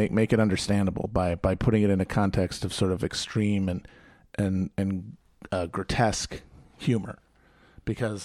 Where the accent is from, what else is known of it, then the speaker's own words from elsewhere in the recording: Manitowoc, Wisconsin, United States; I grew up in Manitowoc